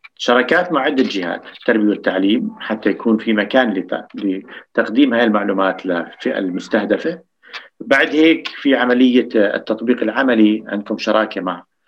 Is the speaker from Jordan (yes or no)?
yes; Jordan; عندنا بالاردن